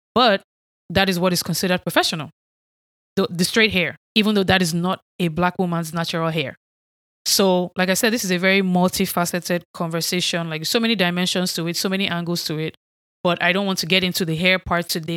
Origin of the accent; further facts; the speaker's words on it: Nigeria; accent: Nigerian; moved away as an adult; now in United States; I was not raised here in the United States. I grew up in Nigeria.